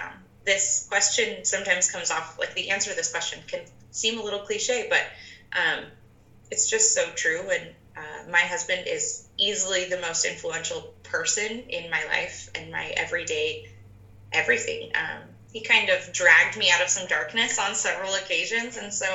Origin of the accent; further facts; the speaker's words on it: Fountain Valley, California, United States; born there; I was actually born in Southern California. In a little town called, I was born in Fountain Valley. So it's right near Garden Grove in Orange County.